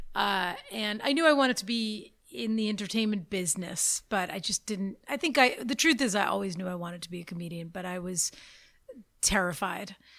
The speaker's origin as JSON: {"language": "English", "town": "Boston", "region": "Massachusetts", "country": "United States", "tie": "born or raised there", "moved": "yes", "lives_now": "Los Angeles, United States", "said": "I grew up in Boston"}